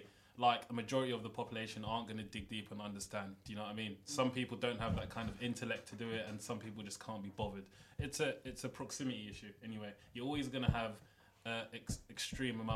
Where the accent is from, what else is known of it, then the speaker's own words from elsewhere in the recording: London, United Kingdom; growing up in London